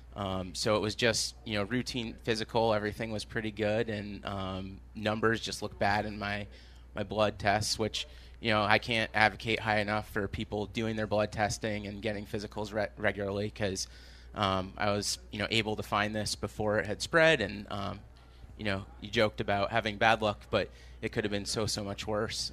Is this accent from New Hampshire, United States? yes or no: no; Maine, United States; now in Jamaica Plain, Boston, United States; I grew up in Maine.